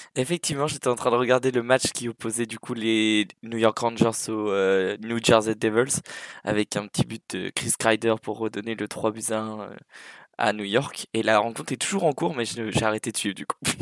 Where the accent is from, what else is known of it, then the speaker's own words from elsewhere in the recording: Sweden; moved away; also born or lived in Angers, France; je suis né à Angers, du coup euh, terre des derniers vainqueurs de la Coupe de France. Et puis j'ai grandi euh, entre Södertälje et Malmö.